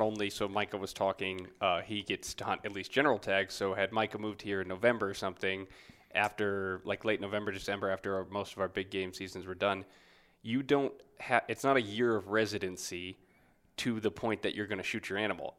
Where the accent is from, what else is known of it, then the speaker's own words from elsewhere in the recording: Wisconsin, United States; moved away; also born or lived in Tennessee; I grew up in the Midwest in Wisconsin and then spent some of my formative years also in Tennessee